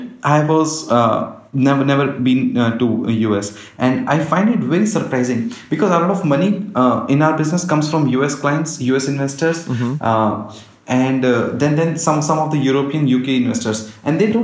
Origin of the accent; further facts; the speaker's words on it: Gurgaon, Haryana, India; I was born and brought up in Gurgaon